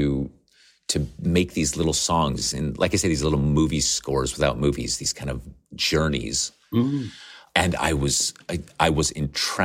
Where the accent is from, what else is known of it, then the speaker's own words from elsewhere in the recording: Nevada, United States; I grew up in Nevada on the west coast of the United States. I wore actual cowboy boots.